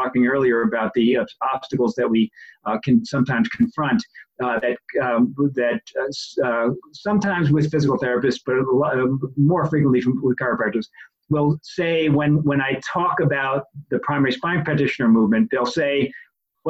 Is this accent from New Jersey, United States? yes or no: no; New York, United States; now in New England, United States; I grew up in New York, and I now live in New England